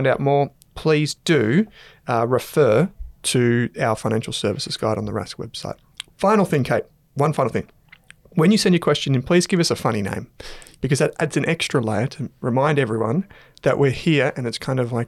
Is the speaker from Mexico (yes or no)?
no; Australia; I'm Australian, mate. Vegemite on toast is like the thing that we're known for.